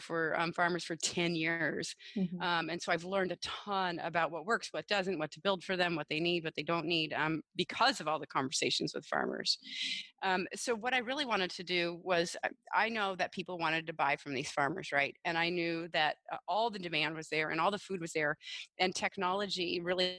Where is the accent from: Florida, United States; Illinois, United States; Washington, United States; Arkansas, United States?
Washington, United States; in Washington State alone, which is my home state